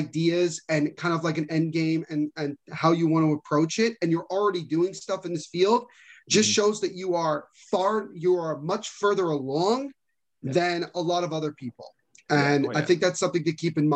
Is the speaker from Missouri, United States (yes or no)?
no; New Jersey, United States; we're all from the same area